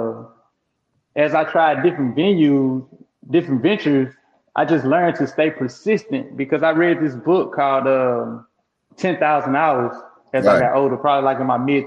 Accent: Crystal Springs, Mississippi, United States; I'm from Crystal Springs, Mississippi. It's a small

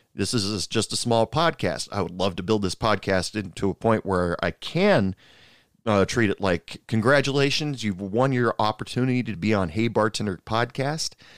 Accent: Portland, United States; moved away as an adult; now in Odessa, United States; I'm originally from the Portland area

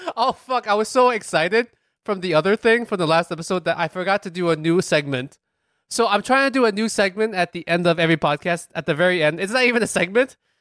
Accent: United States; I am Chinese American

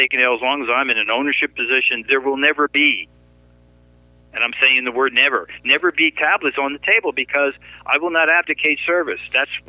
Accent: New York City, New York, United States; New York City.

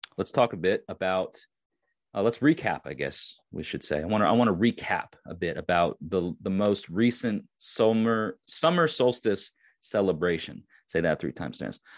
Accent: Long Island, New York, United States; I am from Long Island

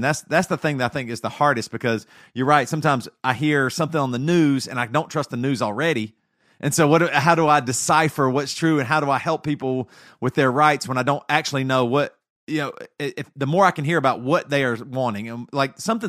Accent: the South, United States; growing up in the South and growing up very Christian, conservative and stuff

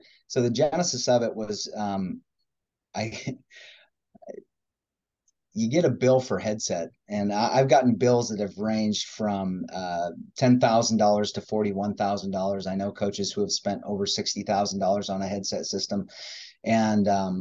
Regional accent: Madison, Nebraska, United States; also born or lived in Seward, Nebraska; Grew up in Madison, out on an acres

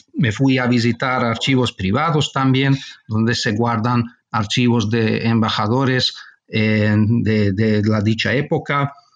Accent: Budapest, Hungary; also born or lived in Barcelona, Spain; cuando era niño mis padres marcharon a vivir a Hungría y toda mi formación tuvo lugar en, en Hungría, en Budapest.

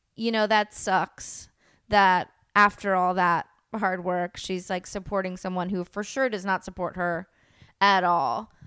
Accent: El Sobrante, California, United States; also born or lived in Oakland, California; as a little kid, um, this town called El Sobrani, which is, like, on the border of Richmond

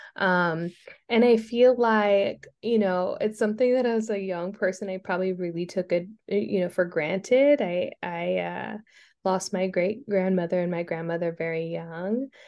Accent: Stockton, California, United States; moved away as an adult; also born or lived in Princeton / Long Beach / Philadelphia; I'm from Stockton, California.

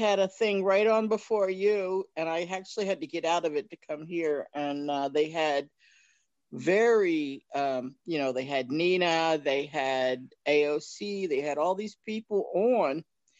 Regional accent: New Jersey, United States; also born or lived in Spain; Yeah, I'm from South Jersey originally. I was in the Navy, so I was been all over the place, New Hampshire, California, Florida, whatever, Spain for a few years.

